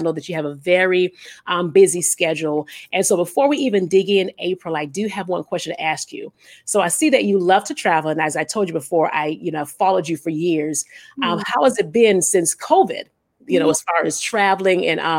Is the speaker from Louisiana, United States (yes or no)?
no; Illinois, United States; I'm from Illinois. And so I actually, I think when everything started to open up slowly, I went back home to Illinois just to visit, you know, my mom.